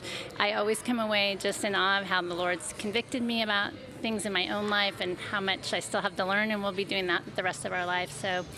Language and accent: English; Seattle, Washington, United States; Seattle, Washington.